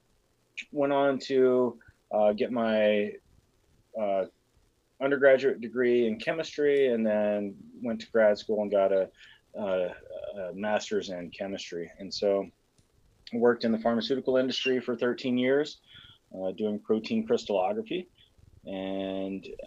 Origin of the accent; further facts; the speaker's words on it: Columbia, Tennessee, United States; I'm from Columbia, Tennessee, which is, you know, just a few hours south of you there, right in the heart of a different whiskey country, which is Tennessee whiskey. Grew up 45 minutes from both the Jack Daniel's distillery and the George Dickel distillery